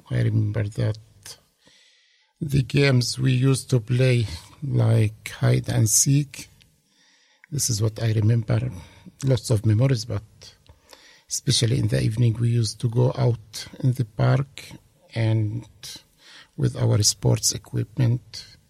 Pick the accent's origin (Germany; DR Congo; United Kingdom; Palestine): Palestine; Hebron, West Bank; English is a second language; moved away as an adult; also born or lived in Italy; now in Dunedin, New Zealand; I was born in 1966 in a city called Hebron, and. Uh, raised and they grew up there in Hebron.